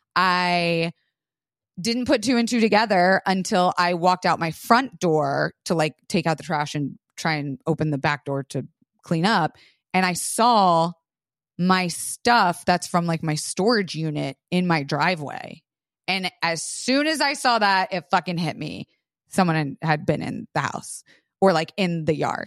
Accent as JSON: {"language": "English", "region": "Florida", "country": "United States", "tie": "born or raised there", "moved": "yes", "said": "I grew up in Florida shooting with guns all the time."}